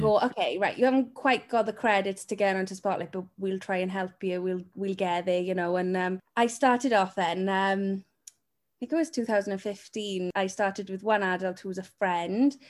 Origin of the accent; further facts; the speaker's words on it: Wales, United Kingdom; the Welsh one with the sheep